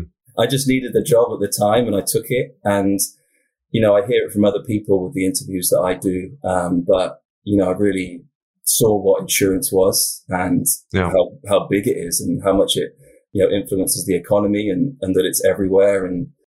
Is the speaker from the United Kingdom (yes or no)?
yes; South West England, United Kingdom; I'm from the UK originally. So I'm from Southwest England, kind of the county is called Wiltshire. It's quite a sort of a rural area.